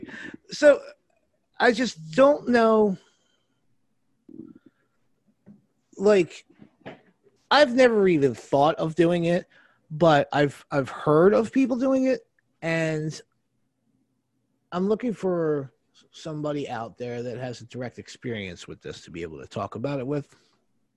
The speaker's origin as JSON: {"language": "English", "region": "New Jersey", "country": "United States", "said": "I'm from New Jersey."}